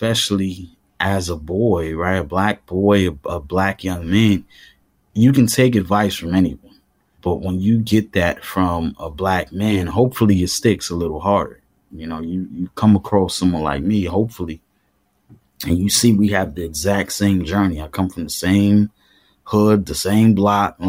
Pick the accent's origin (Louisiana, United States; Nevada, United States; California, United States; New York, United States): New York, United States; New York City; I grew up in Crown Heights